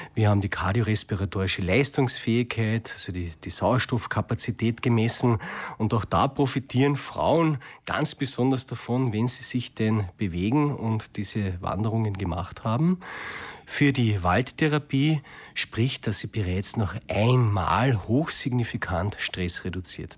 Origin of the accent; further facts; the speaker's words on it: Austria; bei uns in Österreich